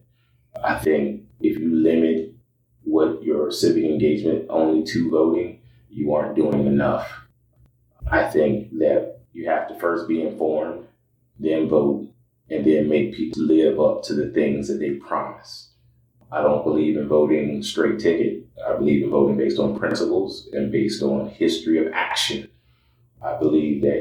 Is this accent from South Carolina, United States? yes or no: yes; Sumter, South Carolina, United States; now in Des Moines, United States; I grew up in South Carolina. I am originally from Sumter, South Carolina